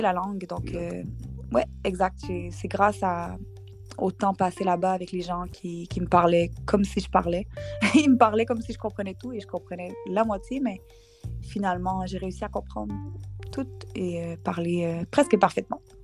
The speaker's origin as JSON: {"language": "French", "town": "Montreal", "region": "Quebec", "country": "Canada", "tie": "born or raised there", "said": "je suis née à Montréal, au Québec, au Canada"}